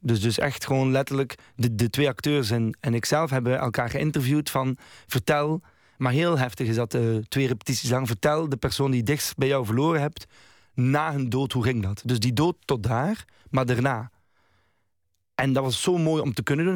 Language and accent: Dutch; Roeselare, Flanders, Belgium; moved away; also born or lived in Den Bosch; ik ben geboren in Roeselare. Maar eigenlijk ben ik opgegroeid vijf jaar een beetje overal in Vlaanderen. Omdat mijn ouders heel veel nog moesten verhuizen. Want eigenlijk waren ze zo net afgestudeerde eh, arme mensen. En plotseling kreeg mijn vader een job in Roeselare. En dan besloten ze daar te blijven. En dan ben ik daar opgegroeid